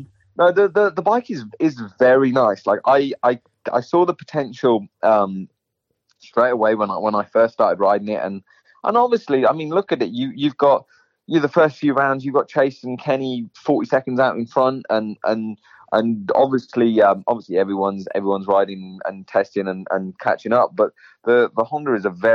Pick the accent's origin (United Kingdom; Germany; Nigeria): United Kingdom; England; also born or lived in California; now in Florida, United States; I'm an English rider